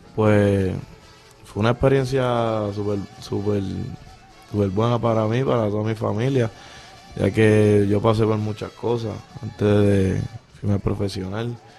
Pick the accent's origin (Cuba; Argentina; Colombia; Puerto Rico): Puerto Rico; Mayagüez; Yo soy de aquí, de Mayagüez, del residencial Eleonor Rubel